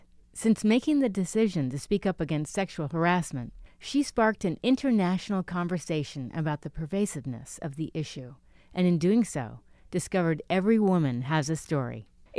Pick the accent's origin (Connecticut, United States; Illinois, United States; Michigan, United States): Connecticut, United States; Stamford; also born or lived in New York; I'm from the East Coast, by the way, too. I grew up in Stamford, Connecticut, in New York.